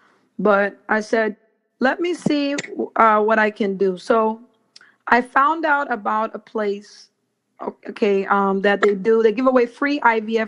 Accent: Belize; I was born in Belize

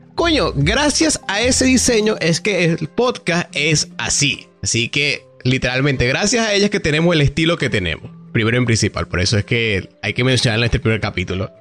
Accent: Venezuela; soy venezolano

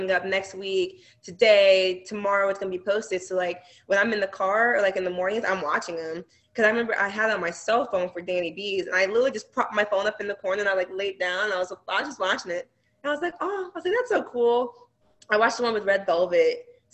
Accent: Kansas City, Missouri, United States; I'm from Kansas City.

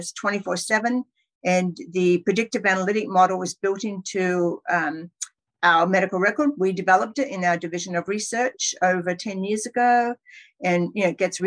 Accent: Perth, Western Australia, Australia; moved away as an adult; now in California, United States; I trained in Western Australia, in Perth. That's my hometown

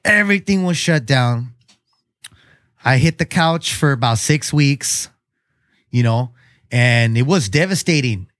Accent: Chula Vista, California, United States; I grew up in Chula Vista too, South Chula Vista.

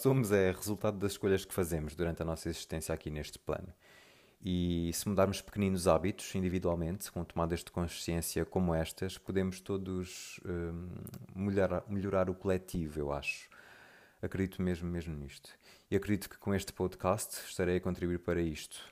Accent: Mozambique; moved away; also born or lived in Lisbon, Portugal / South Africa / Brazil; vivi toda a minha infância e juventude em Moçambique.

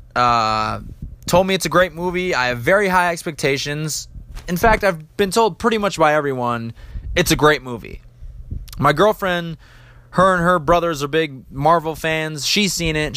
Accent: United States; as an American

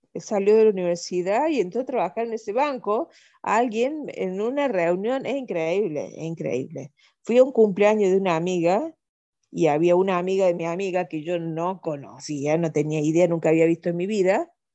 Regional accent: Córdoba, Argentina; also born or lived in Venezuela; donde yo vivo, donde yo nací, donde yo estoy

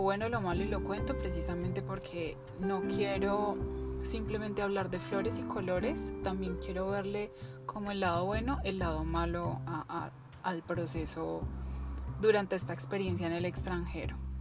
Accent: Colombia; moved away; desde que salí de Colombia, desde mi país

